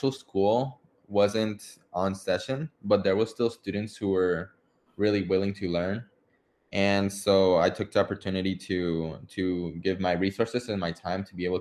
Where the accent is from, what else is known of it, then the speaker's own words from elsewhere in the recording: Mexico; moved away; I'm originally from Mexico, and but there was a bunch of Chilean shows that I used to watch when I lived there